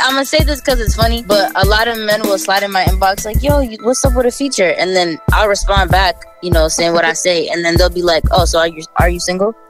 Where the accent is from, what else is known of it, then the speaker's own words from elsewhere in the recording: Brockton, Massachusetts, United States; also born or lived in Randolph, Massachusetts; I grew up in Brockton, Massachusetts, born and raised.